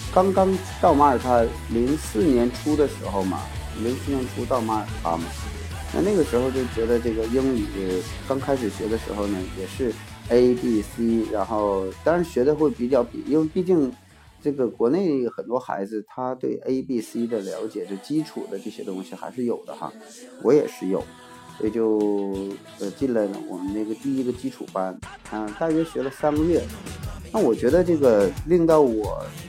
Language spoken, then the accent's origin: Chinese; China; 我们中国人是比较注重下身的保护